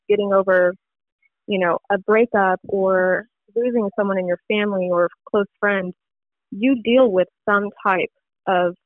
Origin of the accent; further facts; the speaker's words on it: Alvin, Texas, United States; also born or lived in Katy, Texas; Originally, I'm from Alvin, Texas